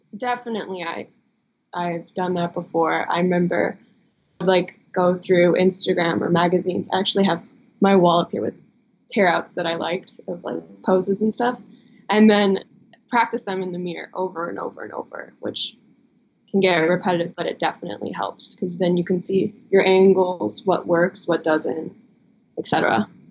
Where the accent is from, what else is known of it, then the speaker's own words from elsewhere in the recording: Midwest, United States; We're both from the Midwest